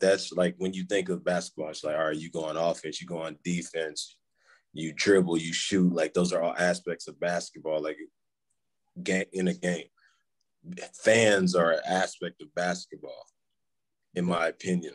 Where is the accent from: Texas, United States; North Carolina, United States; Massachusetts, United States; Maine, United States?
Texas, United States; Houston; I'm from Houston. You know, I living yeah. living in Houston my whole life.